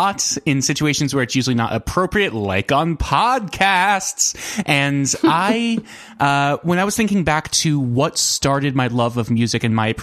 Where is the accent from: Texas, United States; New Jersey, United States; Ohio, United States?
New Jersey, United States; I was from New Jersey